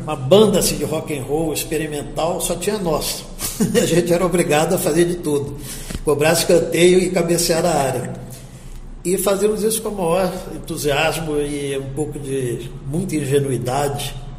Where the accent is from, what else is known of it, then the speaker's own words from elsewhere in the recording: Campo Grande, Mato Grosso do Sul, Brazil; also born or lived in Rio de Janeiro; nasci no Rio e fui criado em Campo Grande, para onde eu vim com semanas de idade. E eu passei uma infância e adolescência maravilhosas aqui.